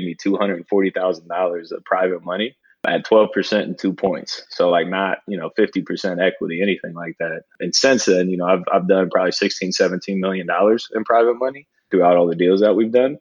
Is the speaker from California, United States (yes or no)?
no; Columbus, Ohio, United States; born and raised in Columbus, Ohio